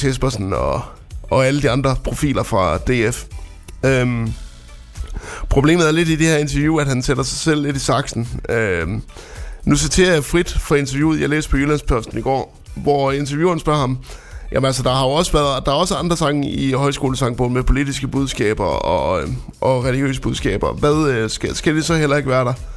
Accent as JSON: {"language": "Danish", "town": "Frederikshavn", "region": "North Denmark Region", "country": "Denmark", "tie": "born or raised there", "moved": "yes", "said": "jeg kommer jo oprindeligt fra Frederikshavn"}